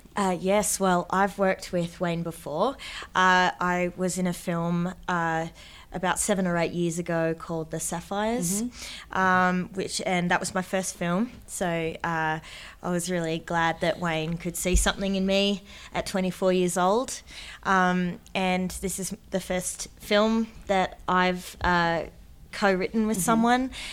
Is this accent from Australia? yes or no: yes; Darwin, Northern Territory, Australia; moved away; also born or lived in Sydney; I was from Darwin. And, and that I was a Larrakia woman from Darwin